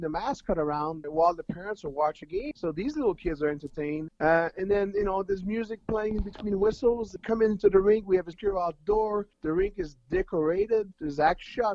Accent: Sherbrooke, Quebec, Canada; I was brought up in the Sherbrooke, Quebec, played youth hockey

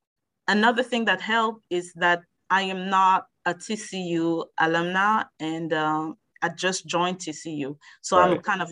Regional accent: France; also born or lived in Algeria; now in United States; I was born in France. And my family traveled a lot, but I spent my childhood in 2 countries, Algeria, which is in North Africa, and in France as well. And I've been in the United States since 2001.

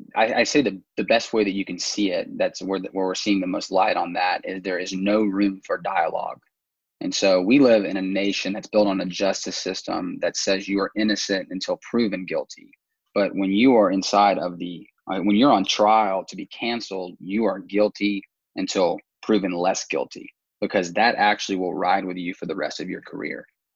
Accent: Houston, Texas, United States; also born or lived in South Georgia / Atlanta, Georgia; now in Virginia, United States; I am originally from Houston, Texas, lived in South Georgia for quite a long time, went to school in Atlanta, Kennesaw State, and then came up to DC postgraduate

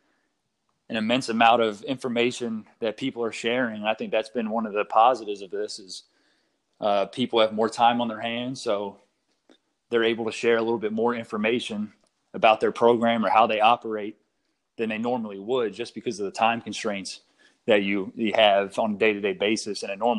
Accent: Apex, North Carolina, United States; also born or lived in Philadelphia, Pennsylvania; So I'm originally from Philadelphia. Lived there for 8 years. My father got a job in Raleigh, so we moved down here just outside of the suburbs of Raleigh, Apex, North Carolina

